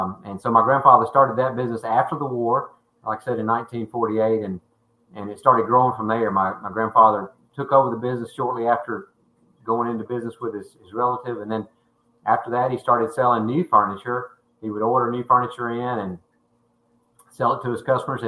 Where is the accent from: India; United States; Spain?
United States; Tuscaloosa, Alabama; I'm a homeboy, always been in Tuscaloosa, and I love the West Alabama area. I love my hometown